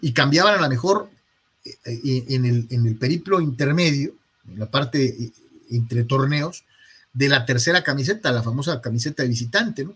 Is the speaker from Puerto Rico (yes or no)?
no; Guadalajara, Jalisco, Mexico; moved away; allá en mi rancho, en Guadalajara, Jalisco